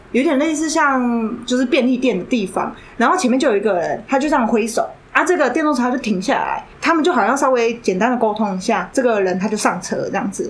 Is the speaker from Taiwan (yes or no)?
yes; Taiwan; 我是台湾人